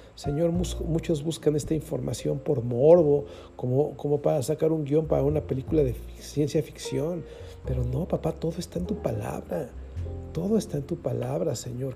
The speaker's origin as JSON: {"language": "Spanish", "region": "Querétaro", "country": "Mexico", "said": "los que somos de Querétaro"}